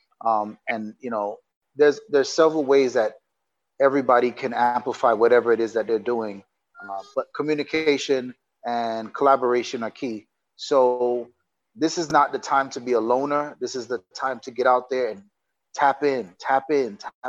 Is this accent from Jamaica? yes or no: yes; Jamaica; moved away; also born or lived in United States; I'm Jamaican living in Jamaica, but I've been in America so long that I've disconnected